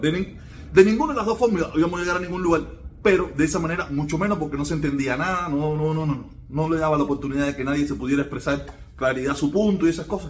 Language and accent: Spanish; Cuba; somos los puros cubanos